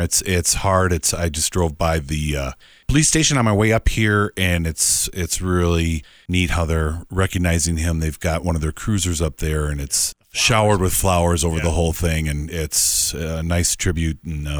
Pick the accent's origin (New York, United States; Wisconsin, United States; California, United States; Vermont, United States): Wisconsin, United States; moved away as an adult; I came from the Midwest. I just mentioned I came from Wisconsin. And coming out here and having them, hit a recession, because I came out here in 2001, 2002